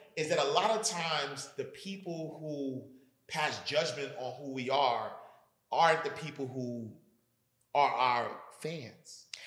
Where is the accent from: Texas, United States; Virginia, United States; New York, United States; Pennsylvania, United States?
New York, United States; New York City; I grew up in Harlem